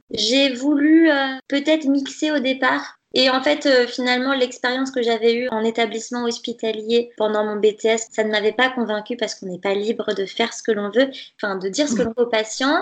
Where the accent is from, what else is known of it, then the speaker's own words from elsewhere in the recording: Nantes, Pays de la Loire, France; Je suis née à Nantes, j'ai fait mes études ici, j'ai mon appart, mon travail, ma vie. Je suis euh, originaire de Nantes